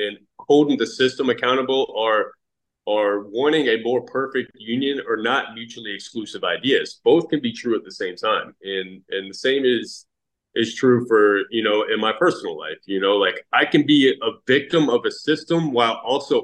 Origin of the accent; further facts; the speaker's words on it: Fort Pierce, Florida, United States; So I grew up in Fort Pierce, Florida. I'm 40 years old, born 1983, Fort Pierce, Florida